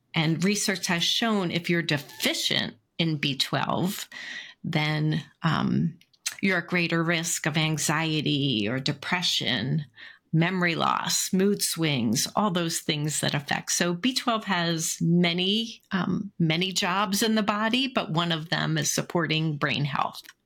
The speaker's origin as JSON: {"language": "English", "town": "Philadelphia", "region": "Pennsylvania", "country": "United States", "tie": "born or raised there", "said": "I grew up in Philly"}